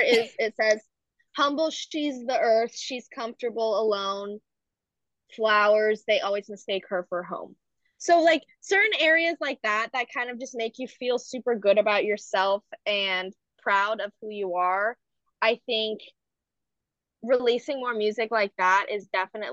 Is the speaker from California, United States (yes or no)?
yes; Marin County, California, United States; also born or lived in San Francisco, California; now in Berkeley, United States; I grew up in Marin County, which is a very predominantly white area